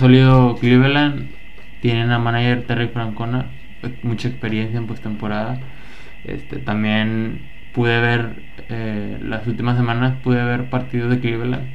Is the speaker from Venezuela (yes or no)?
no; Mexico; nosotros siendo mexicanos